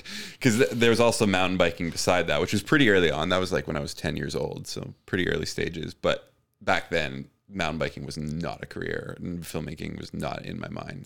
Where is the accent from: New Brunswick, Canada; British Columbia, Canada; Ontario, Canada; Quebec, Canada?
British Columbia, Canada; Richmond; I grew up in Steveston in Richmond, which is like the southwestern tip of Richmond